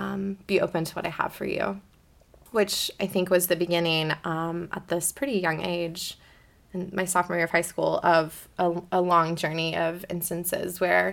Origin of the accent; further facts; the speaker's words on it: Beaverton, Oregon, United States; I grew up in the Church of the Nazarene at Beaverton Nazarene, which is this really funny-shaped building that is very memorable. It's a round church in Beaverton, Oregon.